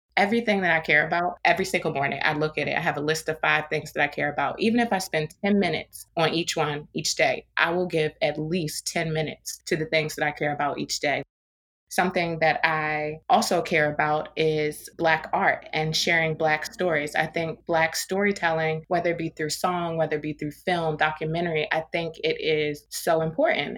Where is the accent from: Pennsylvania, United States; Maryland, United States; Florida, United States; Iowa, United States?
Maryland, United States; Baltimore; also born or lived in New York / Washington, D.C.; my hometown, Baltimore